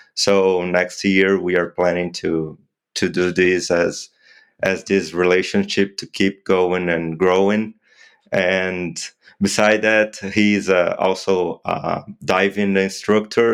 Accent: Brazil; I'm an orthopedic trauma surgeon from Brazil. I practice in Londrina

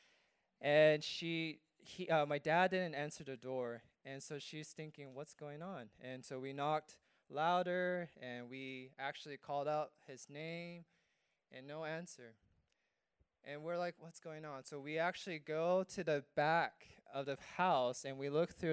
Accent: California, United States; moved away as an adult; now in Guam; I grew up in California

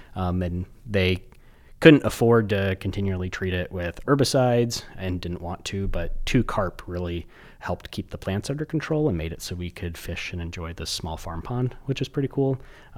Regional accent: Iowa, United States; I grew up in Iowa

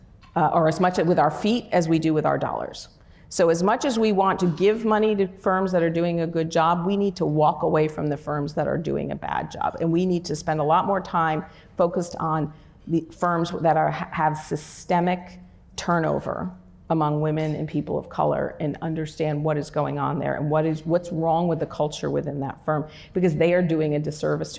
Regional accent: Newburgh, New York, United States; my hometown, which is Newburgh, New York, which is a very economically depressed area

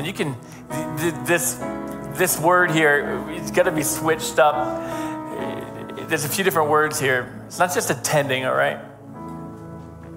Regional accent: Northeastern United States, United States; as American Northeastern Yankees

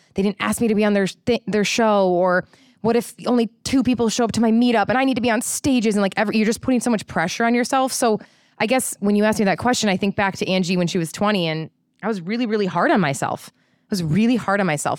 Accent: Midwest, United States; moved away; I'm from the Midwest.

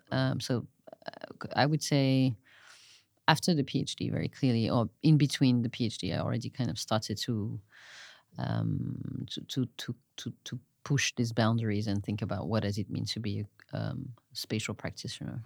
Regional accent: Marseille, Provence-Alpes-Côte d'Azur, France; moved away; I grew up mostly in Marseille, France

